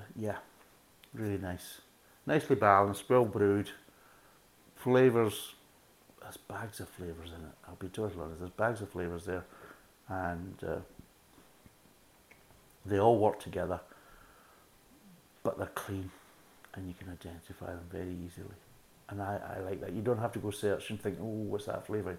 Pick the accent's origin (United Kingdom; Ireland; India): United Kingdom; Scotland; being a Scotsman